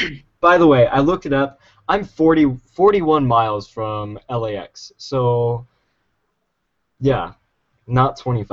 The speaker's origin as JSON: {"language": "English", "region": "Pennsylvania", "country": "United States", "tie": "born or raised there", "moved": "as an adult", "lives_now": "California, United States", "said": "I grew up my entire life in Pennsylvania, middle of a cornfield surrounded by Amish. I was probably raised by Amish people."}